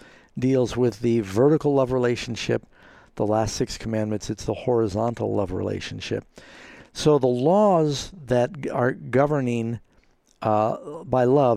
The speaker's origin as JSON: {"language": "English", "country": "United States", "said": "Being an American"}